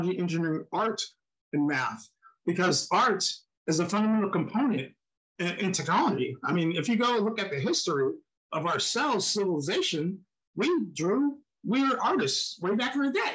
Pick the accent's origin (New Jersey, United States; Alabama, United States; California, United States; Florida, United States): New Jersey, United States; moved away as an adult; also born or lived in Philadelphia, Pennsylvania / Texas / Seattle, Washington; I was born in Philadelphia, lived in New Jersey, Pennsylvania